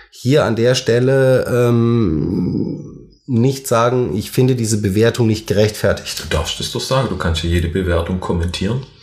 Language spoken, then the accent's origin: German; Baden-Württemberg, Germany; Als Schwabe heißt es, es war echte Gutsesse.